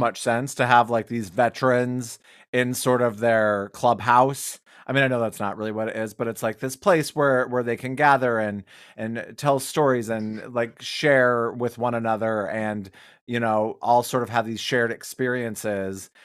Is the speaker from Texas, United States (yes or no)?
no; Wyoming, United States; I'm from Wyoming